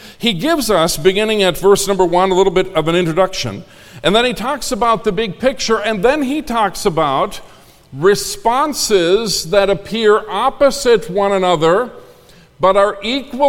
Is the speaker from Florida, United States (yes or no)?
no; Minnesota, United States; also born or lived in Concord, North Carolina; now in Indiana, United States; I grew up in Minnesota